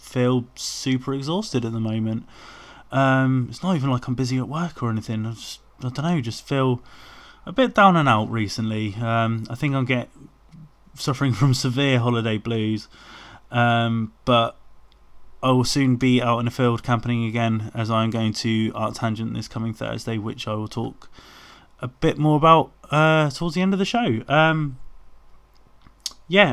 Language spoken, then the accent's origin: English; Worcester, West Midlands, United Kingdom; my hometown venue of the Wedged Rooms